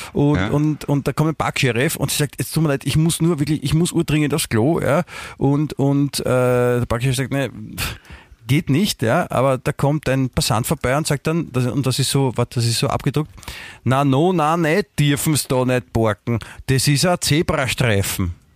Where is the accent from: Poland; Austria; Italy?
Austria; Vienna; also born or lived in Germany; ich fühle mich auch als Wiener, ich bin ja hier aufgewachsen.